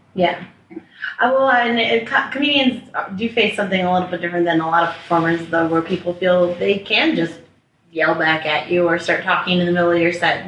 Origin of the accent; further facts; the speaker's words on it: Littleton, Colorado, United States; also born or lived in Washington, D.C.; now in Denver, United States; I grew up in Littleton, Colorado. I moved here when I was 10 from DC